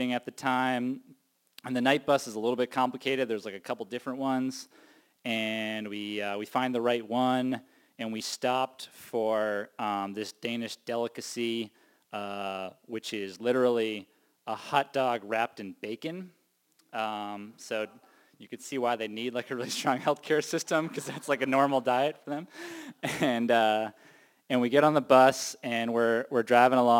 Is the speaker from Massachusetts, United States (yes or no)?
yes; Cape Cod, Massachusetts, United States; I was born and raised on the Cape.